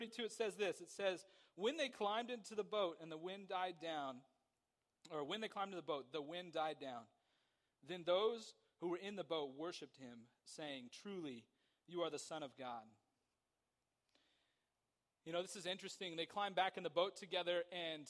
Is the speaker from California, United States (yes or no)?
yes; Somerset, California, United States; I grew up in Somerset.